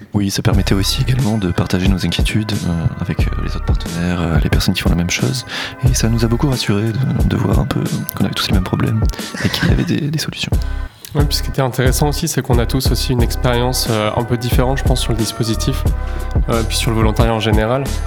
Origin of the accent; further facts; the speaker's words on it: Normandy, France; je suis un Normand